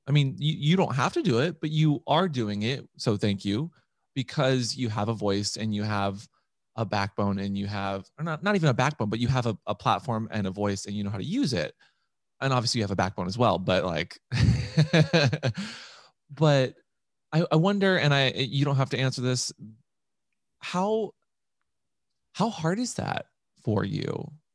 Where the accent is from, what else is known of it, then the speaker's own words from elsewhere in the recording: Seattle, Washington, United States; I was raised in Seattle